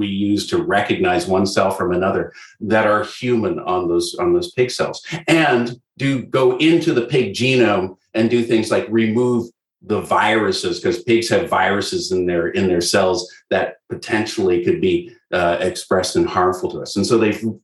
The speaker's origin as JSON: {"language": "English", "country": "Canada", "said": "I'm Canadian"}